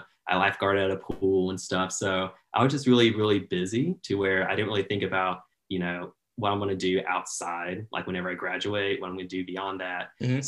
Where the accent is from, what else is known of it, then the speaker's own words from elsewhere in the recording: North Carolina, United States; I grew up in North Carolina, went to a very small Christian school in the middle of nowhere, right between Raleigh and Charlotte.